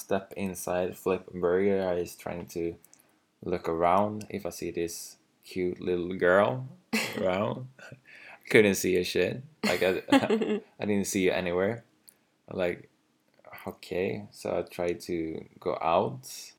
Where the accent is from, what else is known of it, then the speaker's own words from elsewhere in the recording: Arboga, Västmanland, Sweden; English is a second language; I was in my hometown from Arboga.